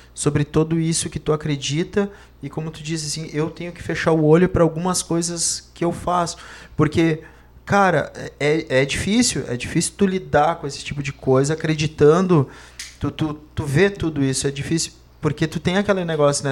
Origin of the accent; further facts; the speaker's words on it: Montenegro, Rio Grande do Sul, Brazil; nós tivemos o privilégio de nascer no centro e no, e no mato ao mesmo tempo